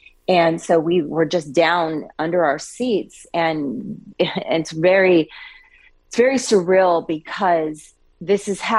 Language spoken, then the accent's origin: English; Coeur d'Alene, Idaho, United States; I'm actually originally from Coeur d'Alene, Idaho, been around guns pretty much my whole life.